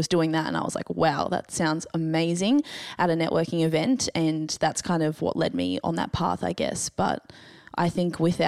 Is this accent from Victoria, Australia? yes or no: no; Gold Coast, Queensland, Australia; I am from the Gold Coast